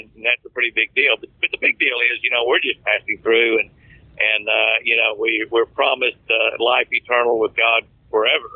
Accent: Moore, Oklahoma, United States; I grew up in Moore, Oklahoma, a tornado capital of the world.

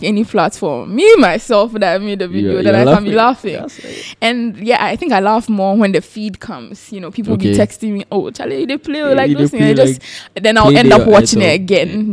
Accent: Takoradi, Western Region, Ghana; also born or lived in Legon; now in Accra, Ghana; I grew up in Takoradi, but you know, time changes. So now I'm in Akwa

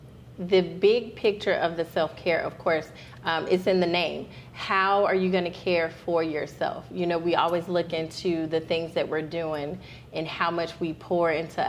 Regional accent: Alabama, United States; And I'm Alabama.

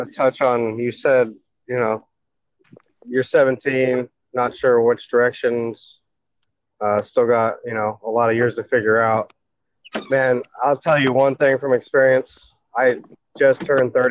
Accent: California, United States; I grew up in California

